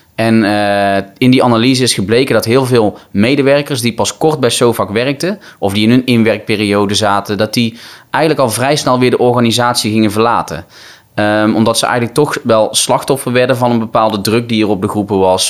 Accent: North Brabant, Netherlands; ik kom uit Brabant

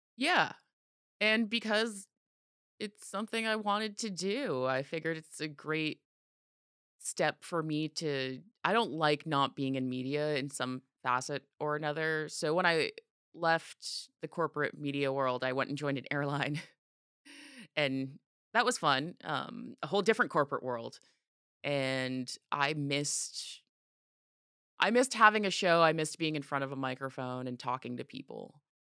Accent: Orange County, California, United States; I grew up in Orange County

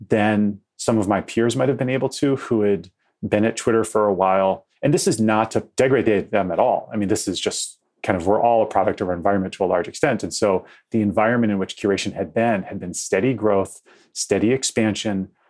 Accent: Detroit, Michigan, United States; We grew up in the city, and my parents are dyed in the wool Kennedy Democrats

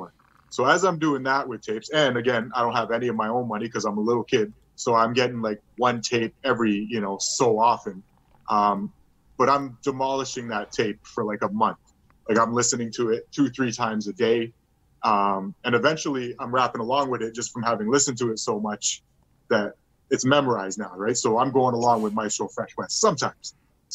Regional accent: Montreal, Quebec, Canada; now in Burlington, Canada; growing up in Montreal

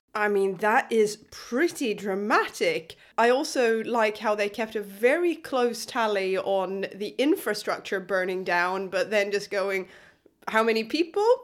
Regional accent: Skåne coast, Sweden; I grew up on the Skåne coast

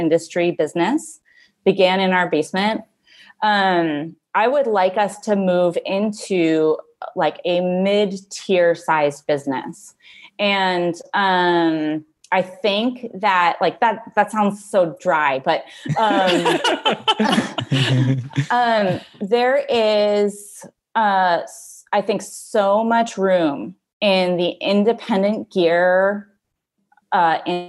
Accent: California, United States; moved away; I grew up in California

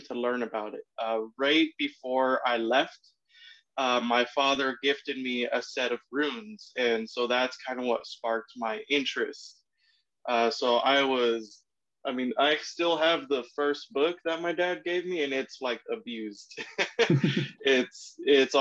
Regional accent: San Diego, California, United States; coming from San Diego

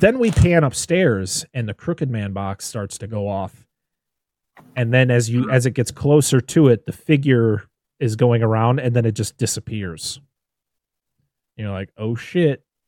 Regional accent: Massachusetts, United States

